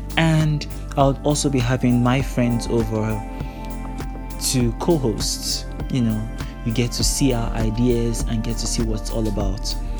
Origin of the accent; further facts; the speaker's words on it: Nigeria; I'm from Nigeria. I'm a Nigerian man.